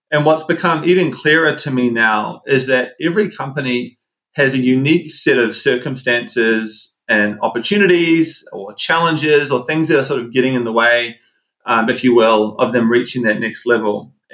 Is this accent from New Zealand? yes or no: yes; New Zealand; moved away as an adult; also born or lived in Seattle / Los Angeles; now in United States; So I'm from New Zealand. You probably hear the accent come through. Uh, lived in the States for, for some time now.